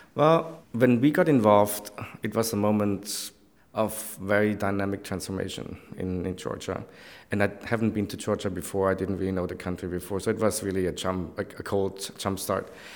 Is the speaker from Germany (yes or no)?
yes; Stuttgart area, Baden-Württemberg, Germany; moved away; I come from Stuttgart area